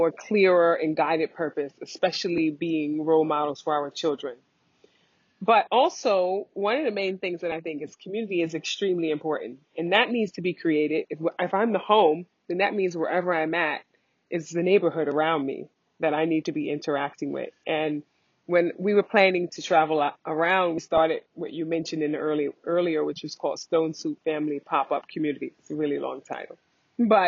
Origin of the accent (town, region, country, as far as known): United States; moved away as an adult; also born or lived in New Jersey; now in Bali, Indonesia